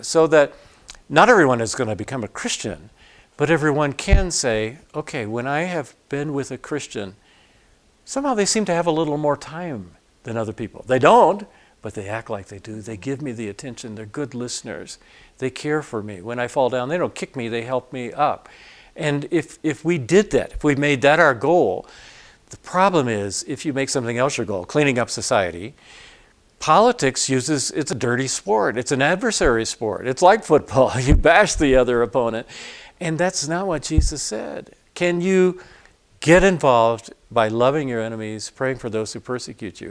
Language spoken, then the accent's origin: English; Atlanta, Georgia, United States; I grew up in Atlanta.